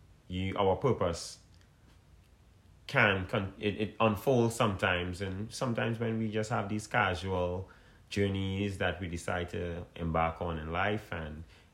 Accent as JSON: {"language": "English", "country": "Trinidad & Tobago", "tie": "born or raised there", "said": "I'm from Trinidad and Tobago"}